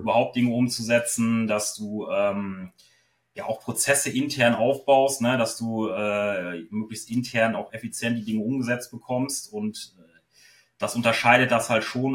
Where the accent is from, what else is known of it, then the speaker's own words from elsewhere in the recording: Osnabrück, Lower Saxony, Germany; ich komme aus Osnabrück